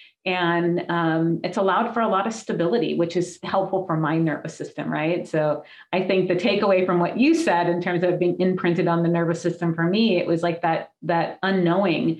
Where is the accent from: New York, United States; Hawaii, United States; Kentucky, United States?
Hawaii, United States; my childhood and growing up in Hawaii, it was beautiful